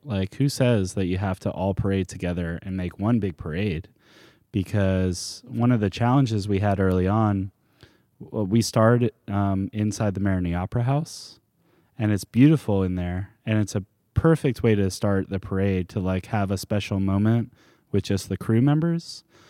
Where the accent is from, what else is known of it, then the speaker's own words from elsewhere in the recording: Charleston, South Carolina, United States; now in New Orleans, United States; I grew up in Charleston, South Carolina.